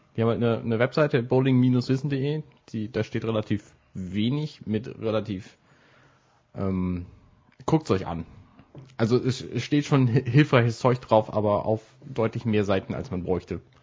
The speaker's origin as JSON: {"language": "German", "town": "Buxtehude", "region": "Lower Saxony", "country": "Germany", "moved": "yes", "lives_now": "Hamburg, Germany", "said": "in Buxtehude, wo ich herkomme"}